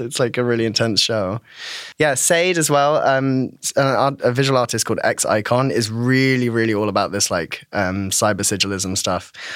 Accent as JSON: {"language": "English", "area": "Devon", "region": "South West England", "country": "United Kingdom", "tie": "born or raised there", "said": "I'm from Devon in um, southwest of the UK"}